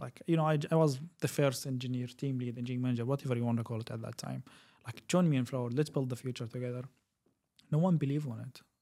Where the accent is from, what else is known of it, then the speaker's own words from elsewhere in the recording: Kuwait; also born or lived in Syria; I'm originally from Syria. I lived in the region for around twenty-two years. Um, I grown in Kuwait.